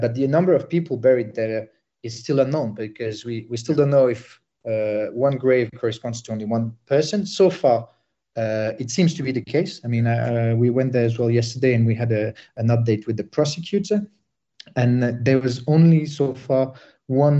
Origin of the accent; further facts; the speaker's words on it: Sarajevo, Bosnia & Herzegovina; moved away; I'm originally from Bosnia. I'm from Sarajevo